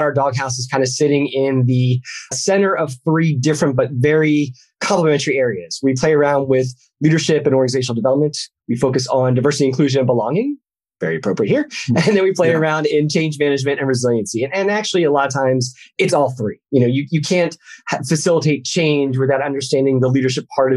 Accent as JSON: {"language": "English", "town": "Philadelphia", "region": "Pennsylvania", "country": "United States", "tie": "born or raised there", "also_born_or_lived": "Orlando, Florida / Ohio", "moved": "as an adult", "said": "I started my life journey in the burbs of Philadelphia. So that was kind of like my main city that I hung out with as a child"}